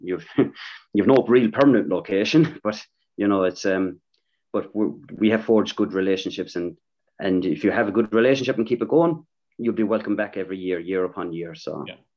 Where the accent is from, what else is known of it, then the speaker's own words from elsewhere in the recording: Ireland; moved away as an adult; also born or lived in Thurles; now in Melbourne, Australia; growing up in Ireland, uh, my dad is a massive GA follower